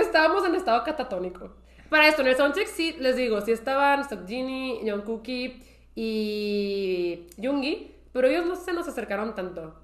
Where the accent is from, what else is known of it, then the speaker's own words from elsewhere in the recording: Mexico; yo soy de México